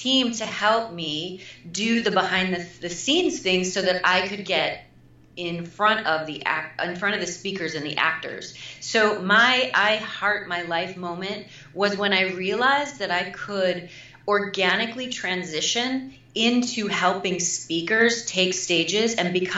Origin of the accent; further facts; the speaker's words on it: Midwest, United States; moved away as an adult; also born or lived in New York City; I'm also from the Midwest